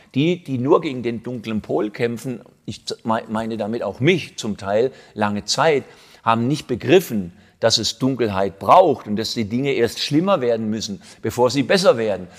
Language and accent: German; Southern Germany, Germany; als Süddeutscher es ist ja hier die Ausläufer von Süddeutschland